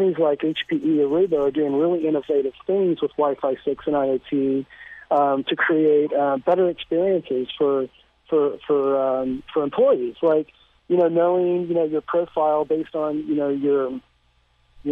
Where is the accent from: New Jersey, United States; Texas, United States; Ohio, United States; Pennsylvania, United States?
Texas, United States; Austin; my hometown of Austin, Texas